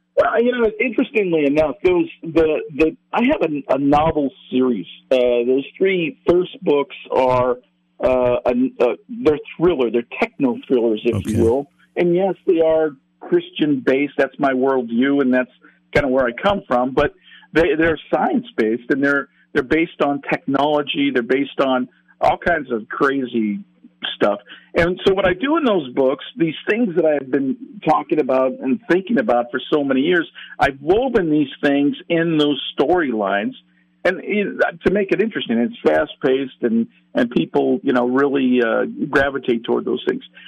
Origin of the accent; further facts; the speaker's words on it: California, United States; I'm from California